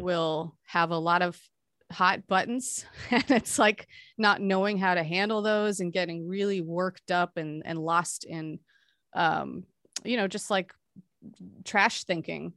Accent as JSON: {"language": "English", "region": "Hawaii", "country": "United States", "tie": "born or raised there", "said": "I grew up in Hawaii too"}